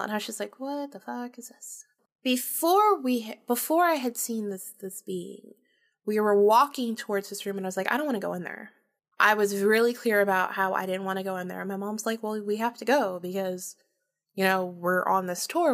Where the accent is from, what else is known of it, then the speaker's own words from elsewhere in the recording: Jacksonville, Florida, United States; also born or lived in St. Augustine, Florida; I was born and raised in Florida, North Florida, uh, Jacksonville, and then Saint Augustine.